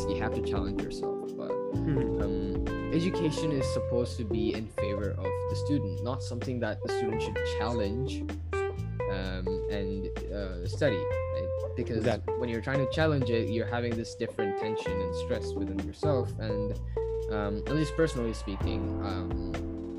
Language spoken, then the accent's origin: English; India; being an Indian and going through the Indian curriculum, going through the Indian side of the standardized testing